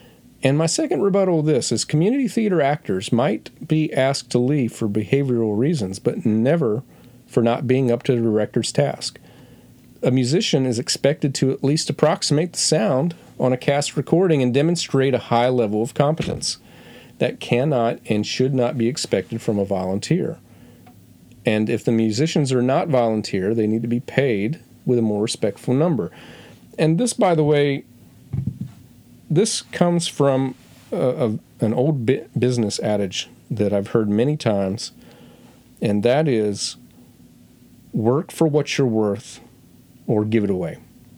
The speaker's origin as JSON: {"language": "English", "region": "North Carolina", "country": "United States", "said": "Okay, so everyone knows I'm coming from North Carolina."}